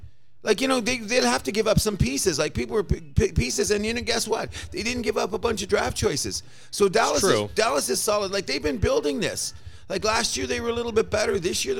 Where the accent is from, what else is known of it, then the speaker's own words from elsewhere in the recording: Canada; We are Canadian. And we do like to speak loudly about all things Canadian.